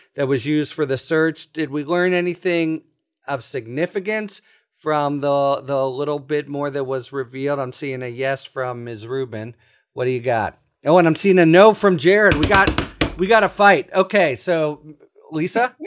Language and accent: English; Pittsburgh, Pennsylvania, United States; I'm from Pittsburgh